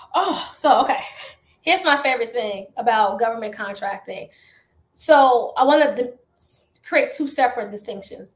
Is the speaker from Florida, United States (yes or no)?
no; Chicago, Illinois, United States; I'm from the south side of Chicago